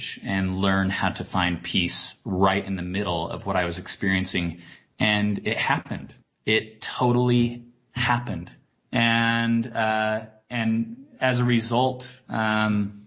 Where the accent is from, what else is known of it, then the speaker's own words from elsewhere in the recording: Salt Lake City, Utah, United States; moved away as an adult; also born or lived in Boston / New York; growing up in Utah